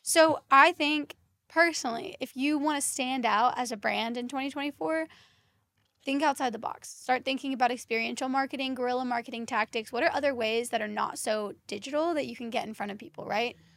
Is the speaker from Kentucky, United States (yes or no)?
yes; Kentucky, United States; I'm originally from Kentucky